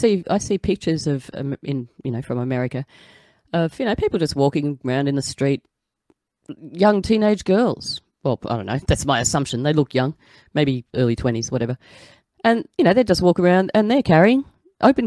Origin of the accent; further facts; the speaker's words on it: Australia; as an Aussie